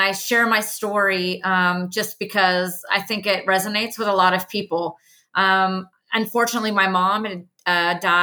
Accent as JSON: {"language": "English", "region": "Southern California", "country": "United States", "tie": "born or raised there", "moved": "yes", "lives_now": "Knoxville, United States", "said": "I grew up in Southern California"}